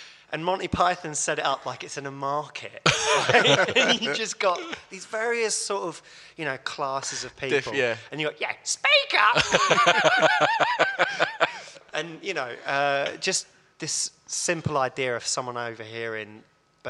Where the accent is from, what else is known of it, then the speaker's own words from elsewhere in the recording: Hatfield, East of England, United Kingdom; when I grew up in Hatfield